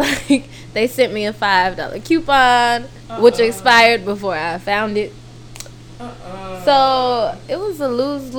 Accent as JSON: {"language": "English", "region": "California", "country": "United States", "said": "Are you just doing this because I'm from the Bay?"}